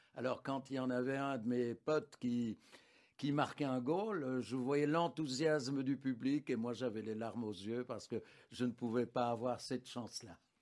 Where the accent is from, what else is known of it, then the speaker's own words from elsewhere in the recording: Anderlecht, Brussels-Capital Region, Belgium; mon enfance se déroule à Anderlecht, à l'ombre du, parc Astrid